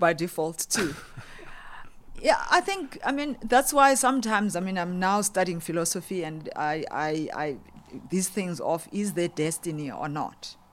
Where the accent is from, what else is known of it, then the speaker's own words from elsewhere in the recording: Umzimkulu, Eastern Cape, South Africa; also born or lived in KwaZulu-Natal; I grew up in the Eastern Cape, but actually I'm from KZN.